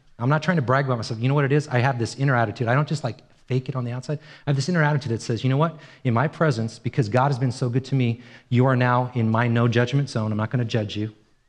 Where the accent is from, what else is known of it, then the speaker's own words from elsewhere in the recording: Ireland; I'm Irish. I was born in Ireland.